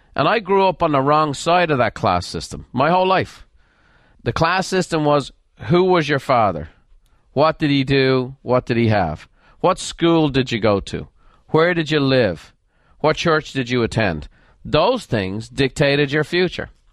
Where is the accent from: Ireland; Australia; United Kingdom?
Ireland; moved away as an adult; now in United States; I'm an Irish immigrant.